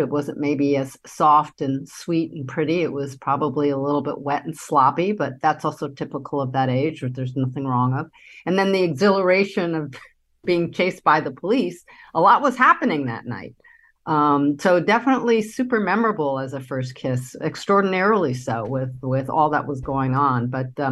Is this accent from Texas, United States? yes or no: no; New York City, New York, United States; I grew up in Manhattan